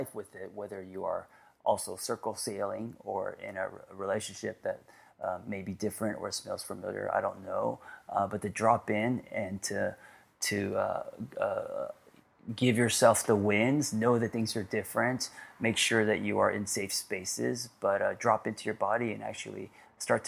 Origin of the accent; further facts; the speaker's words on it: Glendale, California, United States; I grew up in Glendale